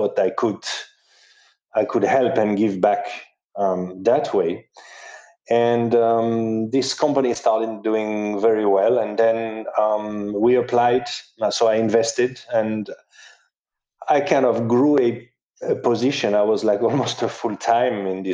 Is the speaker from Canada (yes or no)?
no; southern France, France; moved away as an adult; also born or lived in Paris / Jakarta; I was from the south of France